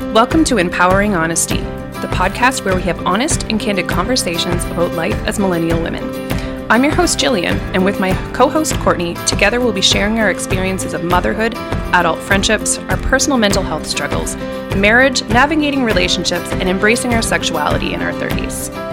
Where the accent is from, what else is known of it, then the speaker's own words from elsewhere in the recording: Bridgewater, Nova Scotia, Canada; I'm a local gal, born and raised in Bridgewater area.